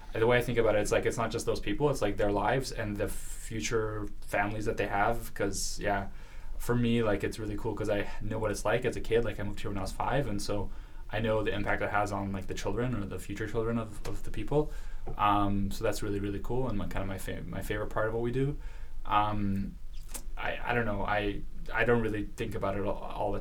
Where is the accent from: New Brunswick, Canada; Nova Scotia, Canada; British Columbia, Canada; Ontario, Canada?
British Columbia, Canada; Vancouver; first language Russian; English is a second language; also born or lived in Soviet Union / Israel / United States / Brazil; from Israel to Vancouver when I was 5.